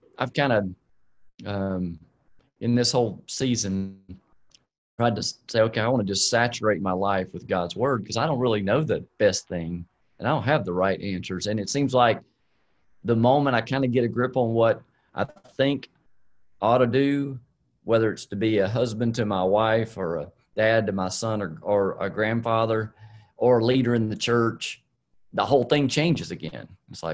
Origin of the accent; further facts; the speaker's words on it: South Georgia, United States; when I was growing up down in South Georgia